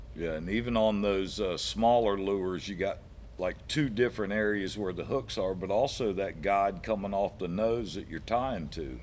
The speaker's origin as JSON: {"language": "English", "town": "Brandon", "region": "Florida", "country": "United States", "tie": "born or raised there", "said": "I grew up in Brandon, so I did quite a bit of freshwater fishing when I was a kid"}